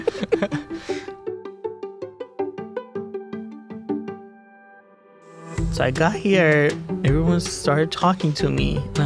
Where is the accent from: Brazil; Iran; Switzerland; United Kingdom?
Iran; Tehran, Tehran Province; moved away as an adult; also born or lived in Chicago, United States; now in Eugene, United States; I was born and raised in Tehran, Iran. I lived there for 20 years.